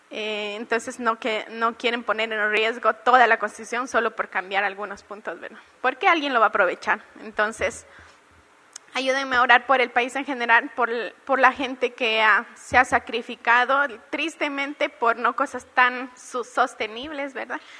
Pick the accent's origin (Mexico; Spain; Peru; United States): Peru; soy la única peruana acá, Nilton me abandonó.